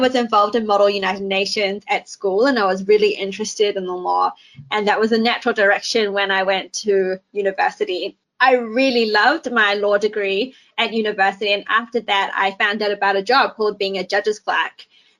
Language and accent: English; New Zealand; moved away as an adult; also born or lived in New York / London; now in Hong Kong; I was born in Hong Kong and I grew up in New Zealand when I was about 5. And I spent some time in overseas as well, in Hong Kong, in New York, and London. And then I returned to Hong Kong a couple of years ago